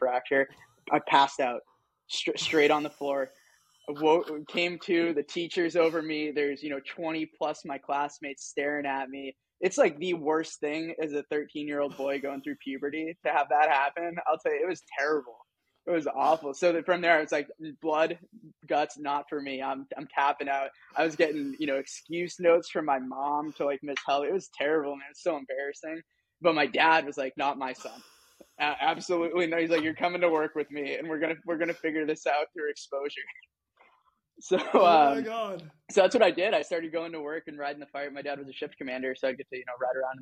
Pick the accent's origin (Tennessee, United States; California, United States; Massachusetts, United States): Massachusetts, United States; South Shore of; also born or lived in New Hampshire; I grew up in the South Shore of Massachusetts, and, you know, my parents have the much more pronounced Boston accent than